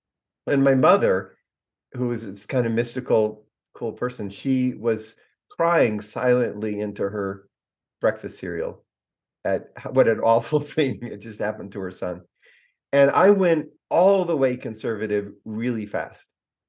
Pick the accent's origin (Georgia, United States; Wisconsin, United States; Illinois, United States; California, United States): California, United States; So I'm a kid from the Redwood Forest and the Pacific Coast.